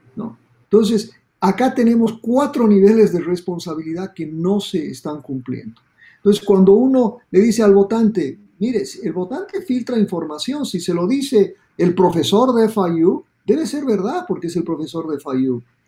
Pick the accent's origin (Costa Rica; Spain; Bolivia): Bolivia; now in Miami, United States; yo soy boliviano y en Bolivia decíamos